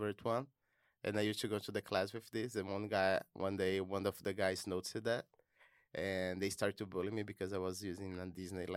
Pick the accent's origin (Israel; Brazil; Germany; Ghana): Brazil; moved away as an adult; I'm from Brazil. I'm an international student